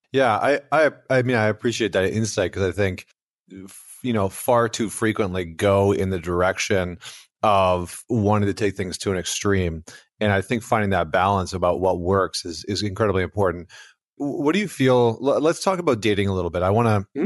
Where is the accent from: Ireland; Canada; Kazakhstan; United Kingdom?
Canada; Alberta; I'm from Alberta, Canada